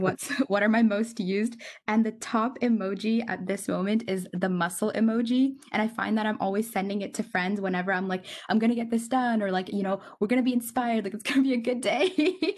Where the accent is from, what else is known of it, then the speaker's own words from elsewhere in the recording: Kitchener, Ontario, Canada; now in Kingston, Canada; I grew up in Kitchener, Ontario